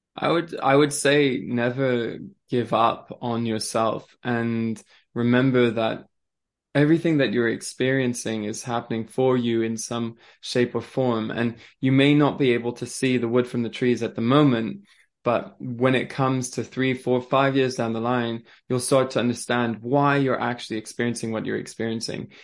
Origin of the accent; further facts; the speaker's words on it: France; also born or lived in Switzerland; now in England, United Kingdom; I grew up in France